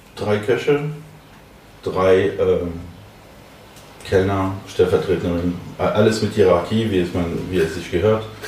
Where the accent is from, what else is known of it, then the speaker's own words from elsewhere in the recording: Paris, Île-de-France, France; German is a second language; moved away as an adult; now in Berlin, Germany; Ich komme ursprünglich aus Paris, ein absoluter Pariser